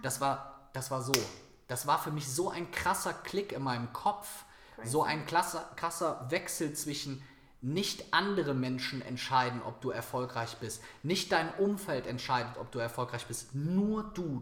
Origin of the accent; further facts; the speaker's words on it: Viersen, North Rhine-Westphalia, Germany; nach Viersen in meine Heimatstadt gefahren